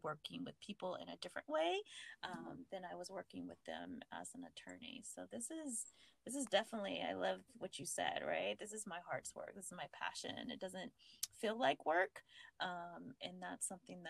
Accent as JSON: {"language": "English", "region": "California", "country": "United States", "tie": "born or raised there", "moved": "as an adult", "lives_now": "Virginia, United States", "said": "my home state of California"}